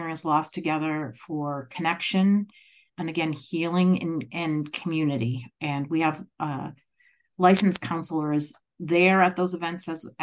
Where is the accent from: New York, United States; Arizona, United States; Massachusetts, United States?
Massachusetts, United States; accent: Massachusetts; moved away as an adult; now in Rhode Island, United States; my Massachusetts accent